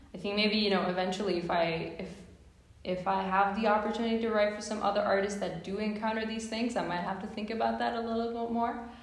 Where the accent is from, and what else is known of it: Ostrava, Moravian-Silesian Region, Czechia; first language Czech; English is a second language; moved away as an adult; now in Boston, United States